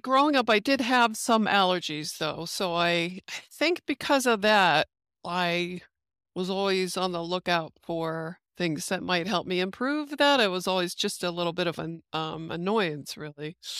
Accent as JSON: {"language": "English", "country": "United States", "said": "being American"}